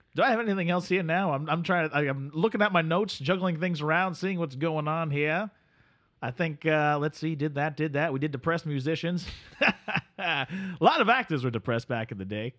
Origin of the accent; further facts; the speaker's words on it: Delaware, United States; I am from Delaware